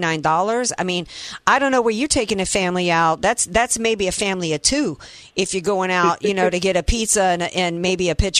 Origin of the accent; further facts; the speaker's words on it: the South, United States; now in San Diego, United States; I grew up in the South.